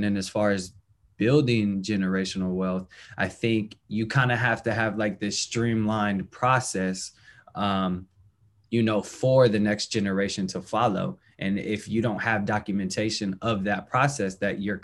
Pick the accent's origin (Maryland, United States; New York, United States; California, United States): California, United States; the Bay Area; I'm from the Bay